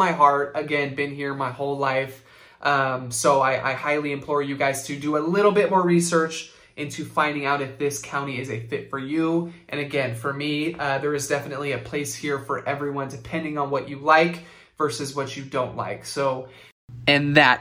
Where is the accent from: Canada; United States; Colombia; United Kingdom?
United States; Santa Rosa, California; I was born and raised in Santa Rosa